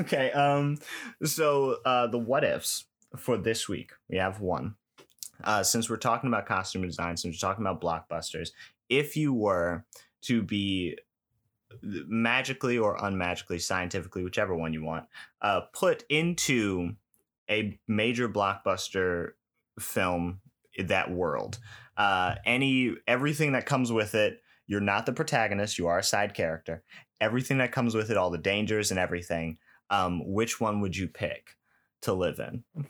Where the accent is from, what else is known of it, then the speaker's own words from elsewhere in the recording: New York, United States; I grew up in New York